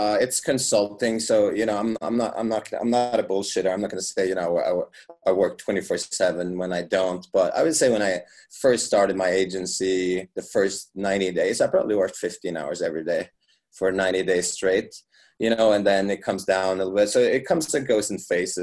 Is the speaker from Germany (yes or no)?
no; Norway; now in Las Vegas, United States; I live in Las Vegas, so, I come from Norway